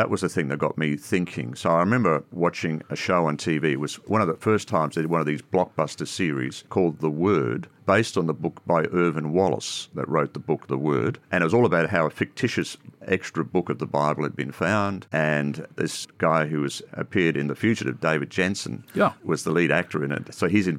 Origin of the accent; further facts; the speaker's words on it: Ireland; now in Australia; I come from a Roman Catholic background. I come from Ireland originally. Came out in 69 to Australia and went through all the usual sort of things, continued on in my Catholic religion.